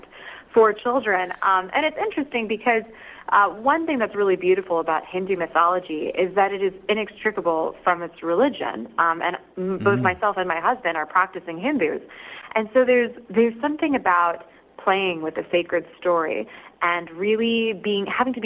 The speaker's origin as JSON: {"language": "English", "town": "Atlanta", "region": "Georgia", "country": "United States", "tie": "born or raised there", "said": "I grew up in Atlanta"}